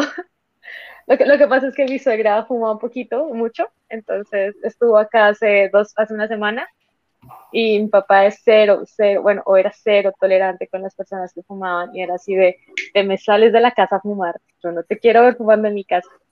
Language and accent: Spanish; Santander, Colombia; el concepto que se tenía acá en Colombia y sobre todo en Santander, que es de donde yo soy